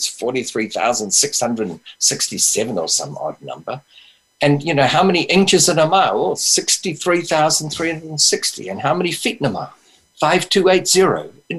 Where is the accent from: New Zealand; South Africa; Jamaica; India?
New Zealand; born there; moved away; Well, I've got some experience of that because I was born in New Zealand and we had the old British system of money.